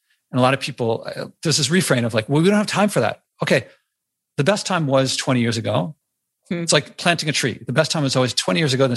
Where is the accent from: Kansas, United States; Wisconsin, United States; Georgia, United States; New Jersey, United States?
Wisconsin, United States; moved away; also born or lived in New York City; about being in Wisconsin and, you know, my childhood stuff